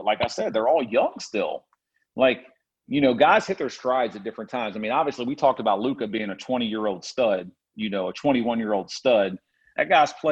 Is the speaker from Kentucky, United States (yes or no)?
yes; Louisville, Kentucky, United States; I grew up in Louisville